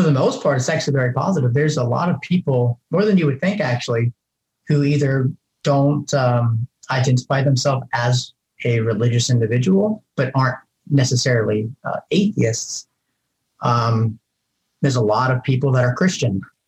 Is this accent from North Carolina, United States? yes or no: no; Ohio, United States; moved away as an adult; I'm originally from Ohio.